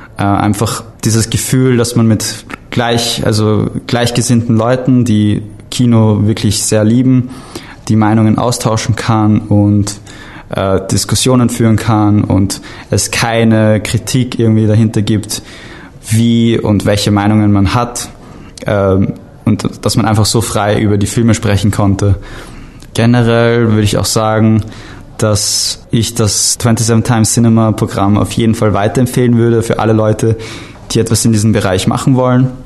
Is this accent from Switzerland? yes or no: no; Vienna, Austria; ich komme aus Wien, äh, Österreich